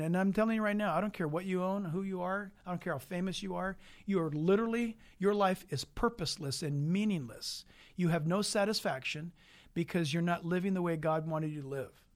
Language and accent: English; San Diego, California, United States; in the hospital in San Diego. where I was born later on January fifteenth, nineteen fifty-eight.